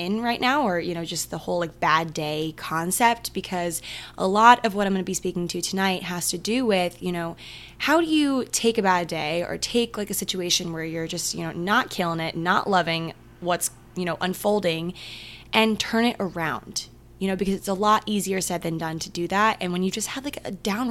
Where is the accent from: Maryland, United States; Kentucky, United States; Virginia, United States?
Maryland, United States; I'm from Maryland